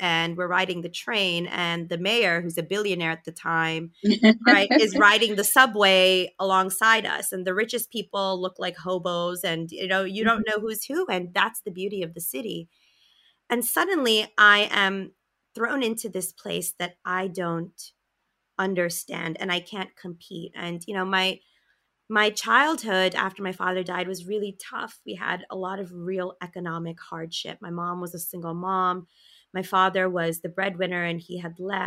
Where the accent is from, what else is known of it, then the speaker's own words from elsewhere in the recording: New York City, New York, United States; also born or lived in Long Island; I grew up in Brooklyn. I was born and raised, three generations